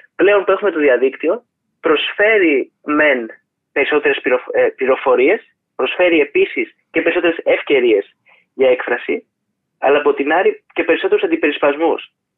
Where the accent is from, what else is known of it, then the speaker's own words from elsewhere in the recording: Thessaloniki, Central Macedonia, Greece; Είμαι από τη Θεσσαλονίκη